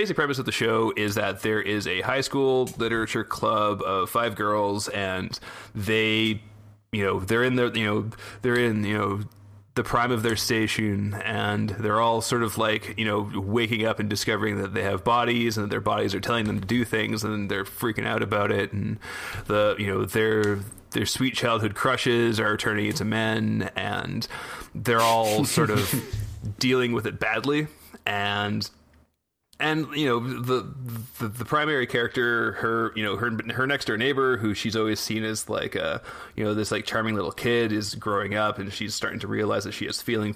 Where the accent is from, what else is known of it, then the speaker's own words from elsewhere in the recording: Canada; growing up in Canada